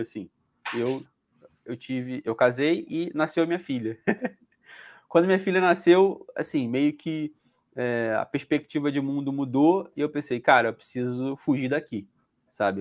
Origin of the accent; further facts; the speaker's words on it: Rio de Janeiro, Brazil; moved away as an adult; now in Portugal; eu era do Rio de Janeiro